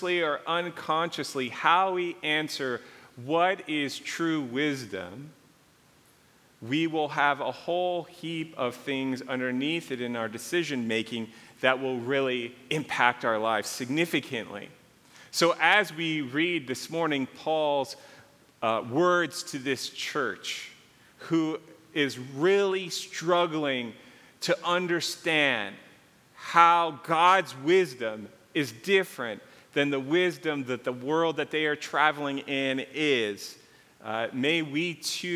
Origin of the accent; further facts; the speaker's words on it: Calabasas, California, United States; also born or lived in Malibu; I grew up in between Calabasas and Malibu.